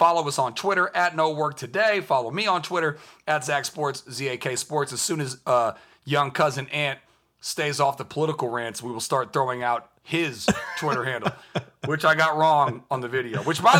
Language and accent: English; California, United States; I'm from California and I'm a liberal